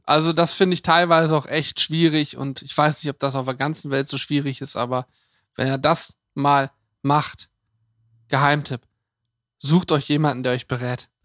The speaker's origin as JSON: {"language": "German", "region": "Lower Saxony", "country": "Germany", "said": "bei uns in Niedersachsen"}